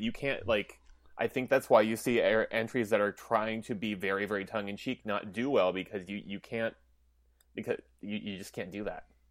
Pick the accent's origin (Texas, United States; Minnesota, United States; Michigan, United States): Minnesota, United States; I'm Minnesotan